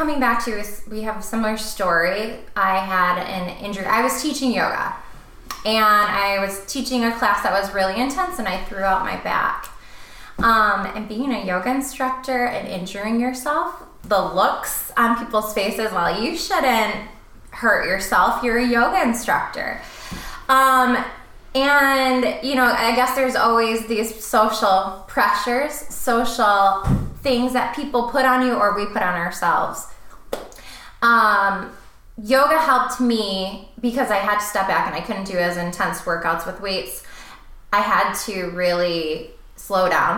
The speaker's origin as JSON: {"language": "English", "town": "Saginaw", "region": "Michigan", "country": "United States", "tie": "born or raised there", "also_born_or_lived": "Chicago", "moved": "as an adult", "said": "back to Michigan, I moved into a smaller town where I grew up. I grew up and I was raised there"}